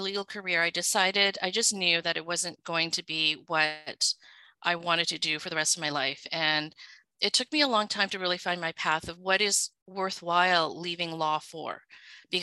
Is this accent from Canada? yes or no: yes; Vancouver, British Columbia, Canada; English is a second language; also born or lived in Hong Kong; I so basically was raised in Vancouver and did all my schooling, including elementary school, high school, and actually both of my university degrees in Vancouver.